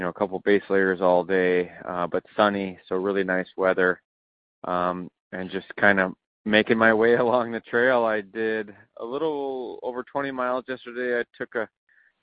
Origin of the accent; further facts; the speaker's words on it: Wisconsin, United States; moved away; also born or lived in Colorado; growing up in Wisconsin, the trees and the landscape in my backyard